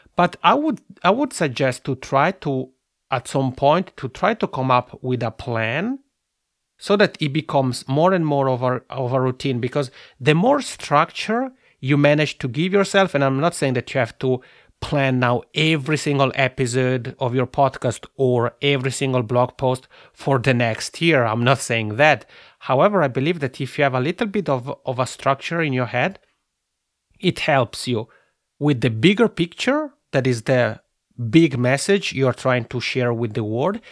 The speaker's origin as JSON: {"language": "English", "region": "Italian-speaking Switzerland", "country": "Switzerland", "accent": "macaroni accent", "said": "I'm originally from the Italian-speaking part of Switzerland. So that's where my funny macaroni accent comes from"}